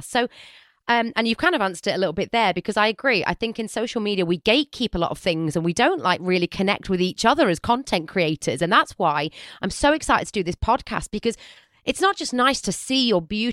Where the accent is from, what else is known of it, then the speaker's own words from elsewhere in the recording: United Kingdom; I'm a British girl.